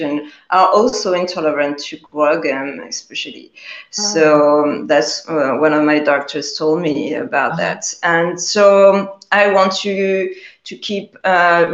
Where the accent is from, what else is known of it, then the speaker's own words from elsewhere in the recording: Paris, Île-de-France, France; I was born and raised in Paris, France